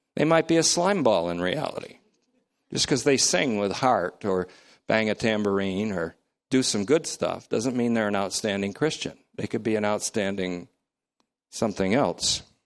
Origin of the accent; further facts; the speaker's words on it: United States; I'm speaking as an American